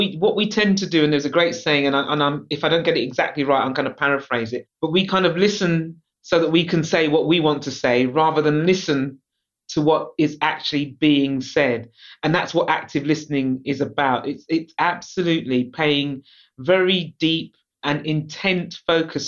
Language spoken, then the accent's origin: English; London, United Kingdom; I'm a Londoner, so I was born in London. I love London